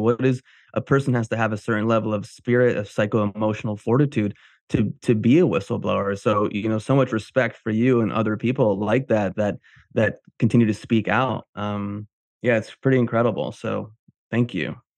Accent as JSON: {"language": "English", "region": "New Jersey", "country": "United States", "tie": "born or raised there", "said": "I grew up in the diner business, my dad had a diner in New Jersey"}